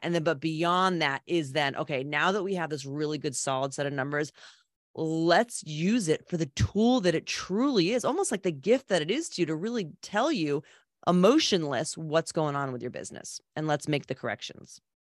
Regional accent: Old Saybrook, Connecticut, United States; born and raised in Old Sabre, Connecticut.

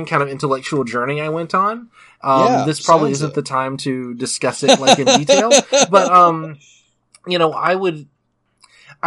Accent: the American South, United States; I was born and raised in the American South

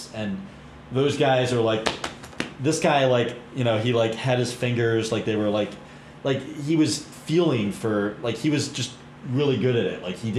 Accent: Pittsburgh, Pennsylvania, United States; I'm from Pittsburgh.

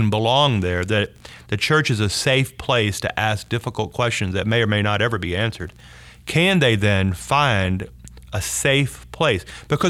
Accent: Deep South, United States; Pam and I made up our mind, growing up in the Deep South, that we were going to be a part of bridging these gaps.

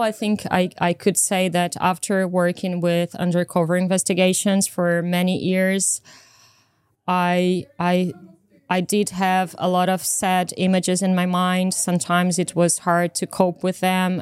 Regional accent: Brazil; moved away; also born or lived in United Kingdom; I come from Brazil

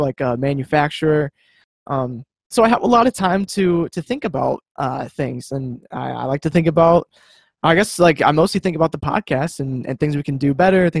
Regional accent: Grand Rapids, Michigan, United States; Grew up around the Grand Rapids area in Michigan

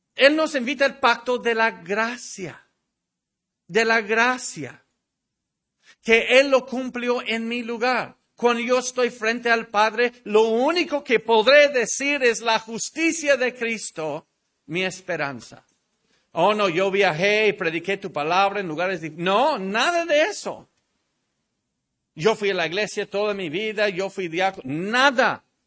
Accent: Mexico; nuestro país, México

